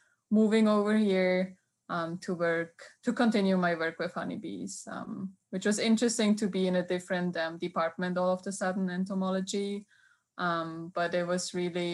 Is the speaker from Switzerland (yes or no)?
yes; Switzerland; English is a second language; moved away as an adult; now in Auburn, United States; I'm originally from Switzerland, where I did my undergrad and also my master's degree